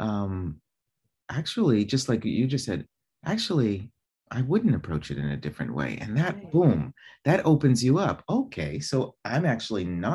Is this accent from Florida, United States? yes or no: no; Boston, Massachusetts, United States; moved away as an adult; also born or lived in New York; now in Italy; originally from Boston, living in New York